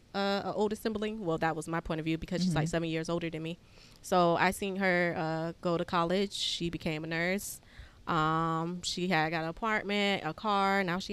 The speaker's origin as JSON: {"language": "English", "region": "Florida", "country": "United States", "said": "I'm from Florida."}